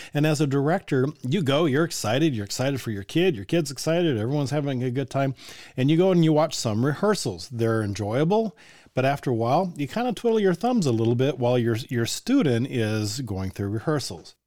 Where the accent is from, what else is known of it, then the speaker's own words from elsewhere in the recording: Colorado, United States; now in Indiana, United States; I grew up in Colorado